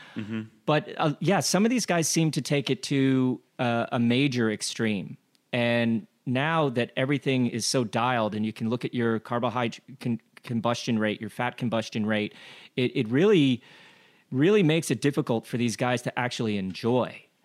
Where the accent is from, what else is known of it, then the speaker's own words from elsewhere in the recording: Glenwood Springs, Colorado, United States; I grew up in Glenwood Springs, Colorado, where the only fish that we had was rainbow trout